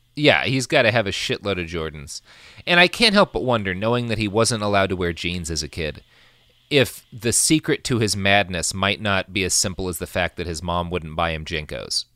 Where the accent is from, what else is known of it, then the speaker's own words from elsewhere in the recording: Oklahoma, United States; when I grew up in Oklahoma